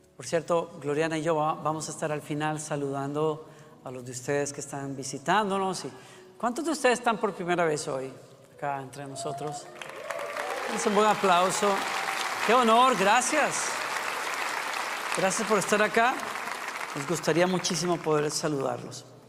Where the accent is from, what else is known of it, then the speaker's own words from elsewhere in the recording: Costa Rica; Costa Rica, es mi país natal